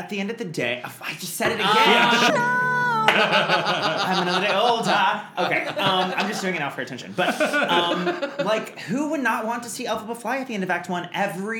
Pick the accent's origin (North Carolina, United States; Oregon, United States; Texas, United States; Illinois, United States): Texas, United States; Montgomery; now in New York, United States; I'm originally from small town Texas.